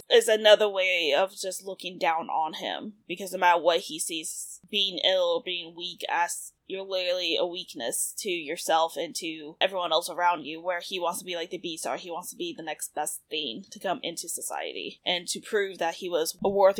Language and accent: English; the South, United States; like you and I grew up in the South